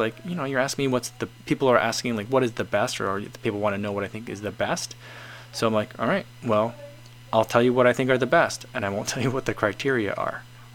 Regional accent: United States; we're Americans.

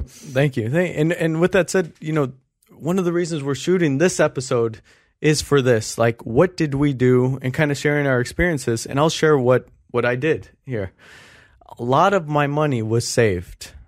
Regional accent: Long Beach, California, United States; we grew up in North Long Beach. I grew up right in front of Jordan High School.

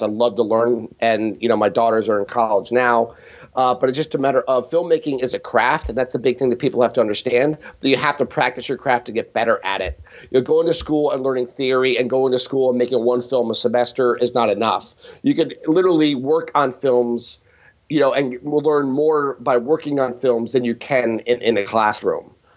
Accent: Allentown, Pennsylvania, United States; born or raised there

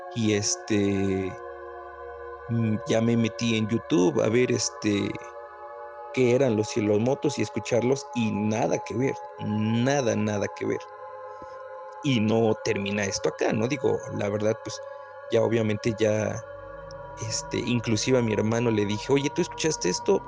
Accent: Puebla, Mexico; soy de Puebla Capital

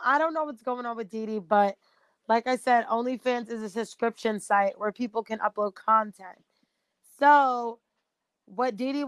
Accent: United States; Okay, let me go back to being American.

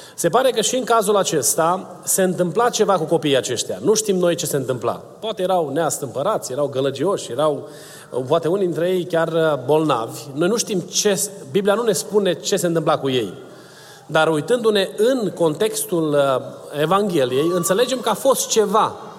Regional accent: Romania; first language Romanian; moved away; eu sunt uh, născut în România, o să mor vorbind limba română ca prima mea limbă

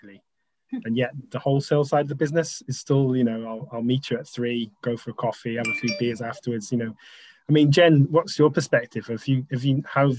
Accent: Wales, United Kingdom; we're all Welsh

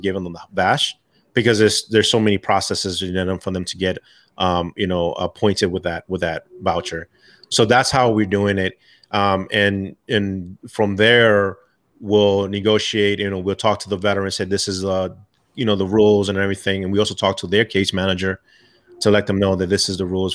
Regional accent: New York City, New York, United States; moved away; I'm originally from New York, Bronx, New York

